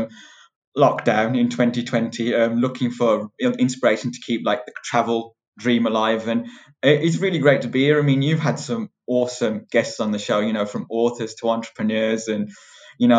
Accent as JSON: {"language": "English", "country": "United Kingdom", "tie": "born or raised there", "said": "I'm born and bred in the UK."}